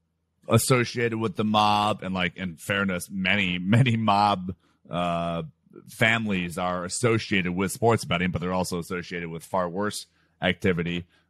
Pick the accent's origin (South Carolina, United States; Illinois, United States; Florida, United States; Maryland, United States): Illinois, United States; Chicago; moved away as an adult; also born or lived in Tucson, Arizona / San Francisco / Las Vegas; Born and raised in Chicago, University of Arizona for college, worked at a company called Bloomberg in customer support and then eventually hedge fund sales, living in San Francisco